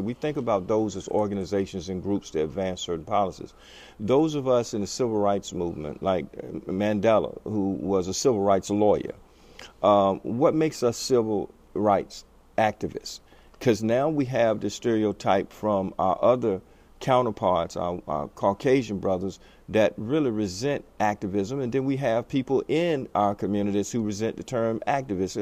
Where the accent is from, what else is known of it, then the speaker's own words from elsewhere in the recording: United States; being an American